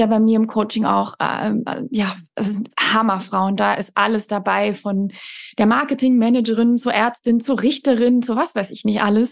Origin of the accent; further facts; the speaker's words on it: Malmö, Skåne, Sweden; moved away; in meiner Heimatstadt Malmö im Südschweden